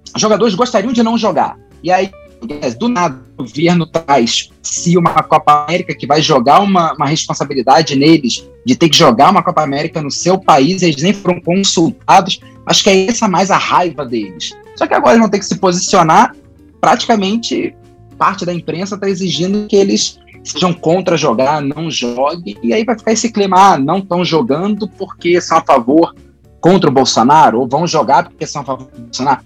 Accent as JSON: {"language": "Portuguese", "region": "Rio de Janeiro", "country": "Brazil", "said": "Eu, como carioca"}